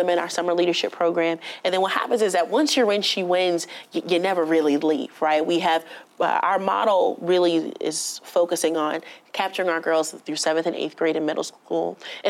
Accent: Newark, New Jersey, United States; I was born and raised in Newark

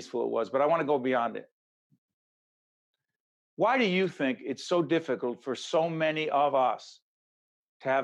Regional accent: Newark, New Jersey, United States; Newark, New Jersey, my hometown, Brick City

